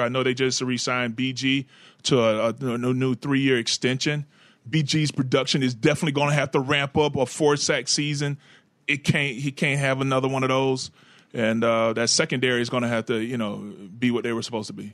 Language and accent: English; Florida, United States; in Jacksonville in my home state